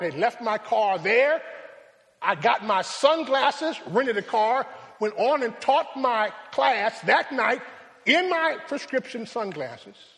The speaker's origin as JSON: {"language": "English", "town": "Rochester", "region": "New York", "country": "United States", "tie": "born or raised there", "said": "My hometown is Rochester"}